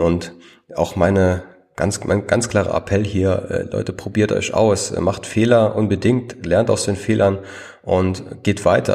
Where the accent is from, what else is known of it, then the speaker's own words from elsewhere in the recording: Trier region, Rhineland-Palatinate, Germany; ich komme ja aus, aus der Region Trier